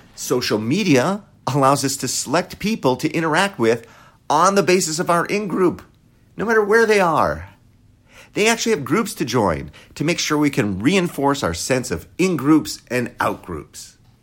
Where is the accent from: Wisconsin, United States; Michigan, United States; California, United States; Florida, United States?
Wisconsin, United States; I grew up in Wisconsin